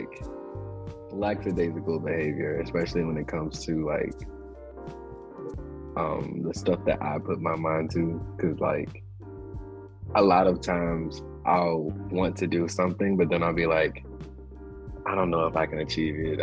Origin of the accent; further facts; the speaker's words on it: South Carolina, United States; I'm from South Carolina